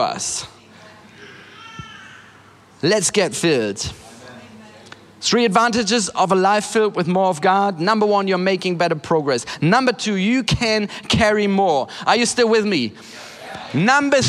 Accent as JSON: {"language": "English", "country": "Germany", "said": "I'm from Germany."}